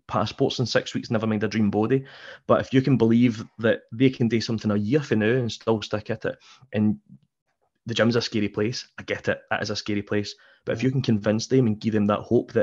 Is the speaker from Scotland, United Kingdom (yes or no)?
yes; Scotland, United Kingdom; we're British people, we're Scottish